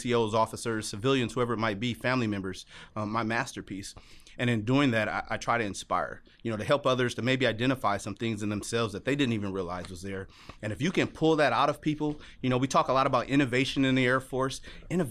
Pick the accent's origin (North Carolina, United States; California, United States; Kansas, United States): California, United States; Los Angeles; moved away as an adult; growing up in Los Angeles, California